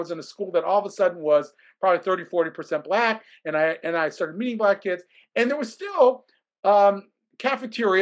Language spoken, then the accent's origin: English; Columbus, Ohio, United States; I grew up in Columbus, Ohio